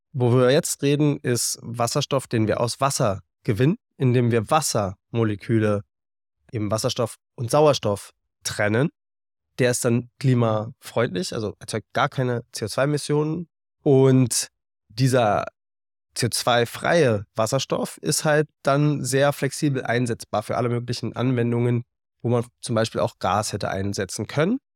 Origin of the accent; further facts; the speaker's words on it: Berlin, Germany; moved away as an adult; dann wollte ich zurück nach Berlin und in meine Heimat